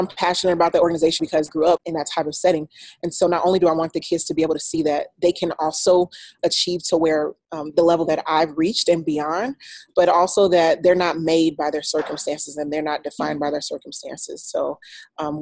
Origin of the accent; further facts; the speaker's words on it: Troy, Alabama, United States; moved away as an adult; I'm originally from Alabama, Troy, Alabama. It's a very small town. After high school, I went to the Air Force